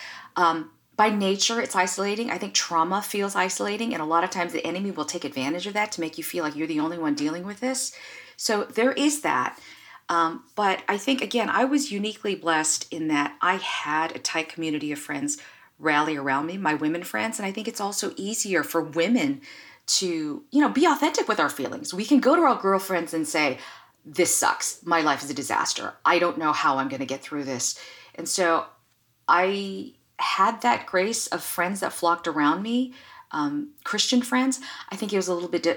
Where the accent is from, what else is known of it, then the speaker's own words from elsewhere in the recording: United States; I'm Asian American, so I actually come from this culture that is very much shame-based